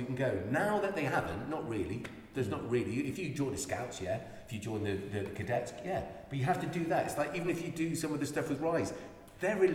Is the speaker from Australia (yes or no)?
no; Ireland; I'm Irish